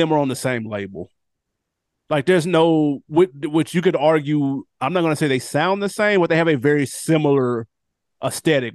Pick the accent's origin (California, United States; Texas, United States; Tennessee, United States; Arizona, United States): Tennessee, United States; I'm from Tennessee